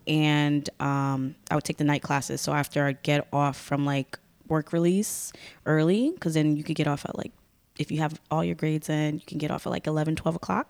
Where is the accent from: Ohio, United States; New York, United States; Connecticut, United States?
Connecticut, United States; Bridgeport; also born or lived in Stamford, Connecticut; I ended up growing up in Bridgeport.